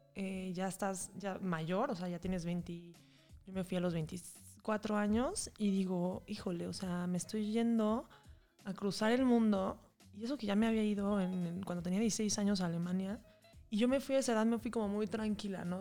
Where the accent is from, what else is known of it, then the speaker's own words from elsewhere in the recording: Mexico City, Mexico; moved away as an adult; also born or lived in San Sebastián; now in Puebla, Mexico; Yo soy de la Ciudad de México, pero me vine a vivir a Puebla y ya llevo aquí como unos casi 7 años